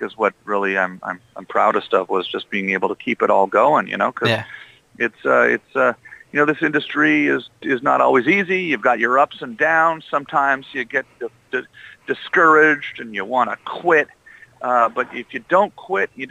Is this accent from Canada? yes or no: yes; Canada; this was on television every night where I grew up as a kid